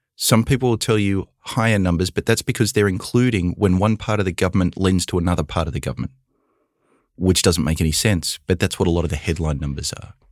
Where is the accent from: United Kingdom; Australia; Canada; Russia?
Australia; now in United States; I grew up in Australia with very little student debt